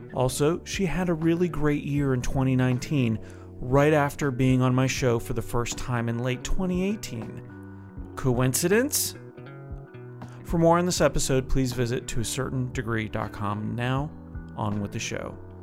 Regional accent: Canada; I'm from Canada

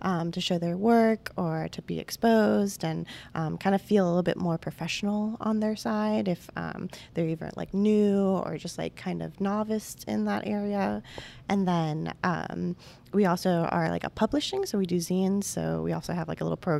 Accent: Volusia County, Florida, United States; also born or lived in Orlando; my roots are from Volusia County

